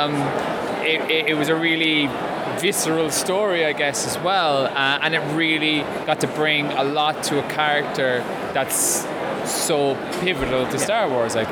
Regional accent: Ireland; I being an Irishman

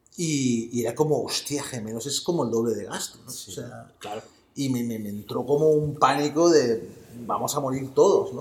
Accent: Barcelona, Catalonia, Spain; Yo soy de La Verneda, que es un barrio del extrarradio de Barcelona

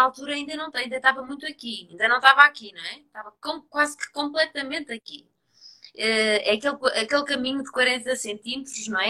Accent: Trás-os-Montes, Portugal; como sou transmontana, fui mergulhar no, no, no meio dos montes, no meio da vinha, no meio do rio

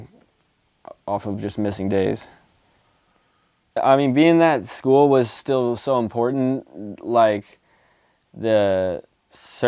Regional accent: East Coast, United States; growing up on the East Coast

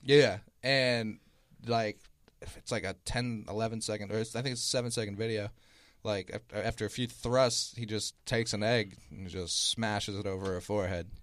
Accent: Boston, Massachusetts, United States; I'm from Boston

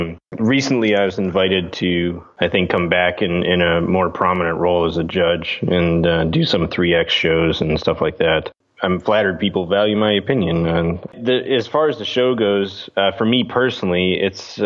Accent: Chicago, Illinois, United States; also born or lived in Interlochen, Michigan; Me and my brother were raised as musicians. We grew up here in the Chicago area

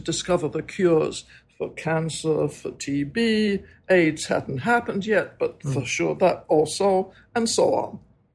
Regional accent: Scotland, United Kingdom; moved away as an adult; also born or lived in Edinburgh; now in New York, United States; I'm Scottish. But I now live in America because I married an American husband

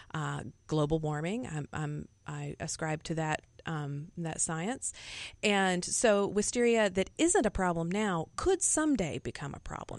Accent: Alabama, United States; moved away; I grew up in Alabama and, uh, learned gardening in the Southeast.

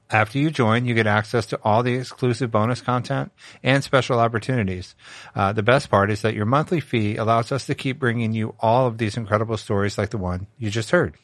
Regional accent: Richmond, Virginia, United States; moved away; I grew up in the South. I grew up in Virginia

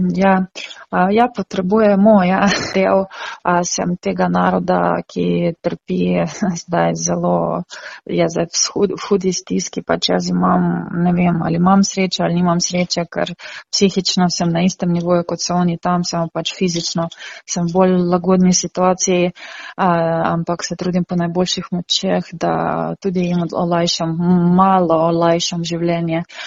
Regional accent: Ukraine; now in Slovenia; смо сами украинцы, которые живем тукай в Словении

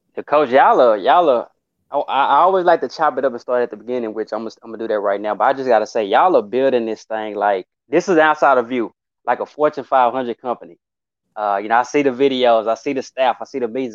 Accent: Dallas, Texas, United States; I'm a kid from Texas, so really Dallas specifically.

